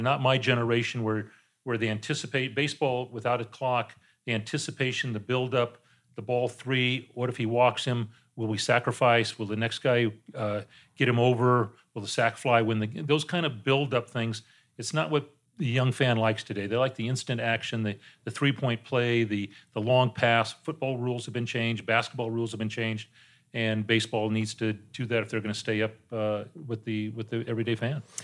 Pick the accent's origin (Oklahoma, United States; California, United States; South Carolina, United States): California, United States; San Diego; I got back to my hometown in San Diego